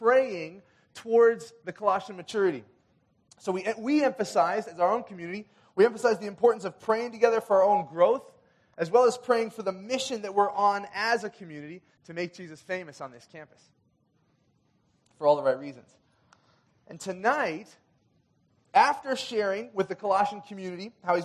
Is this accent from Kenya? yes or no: yes; Kenya; moved away; When I was growing up in Kenya